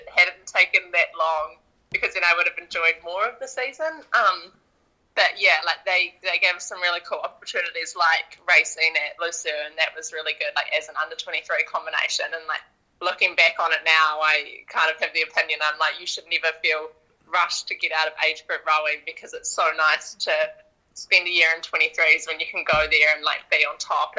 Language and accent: English; Christchurch, Canterbury, New Zealand; I'm originally from the South Island down in Christchurch